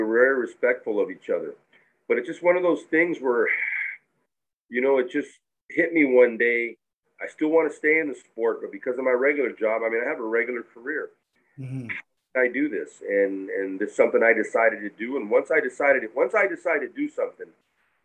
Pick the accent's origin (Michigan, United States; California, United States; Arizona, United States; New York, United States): California, United States; Concord; also born or lived in Roseville, California; We actually moved when I was 10 to the Bay Area, and I grew up in Concord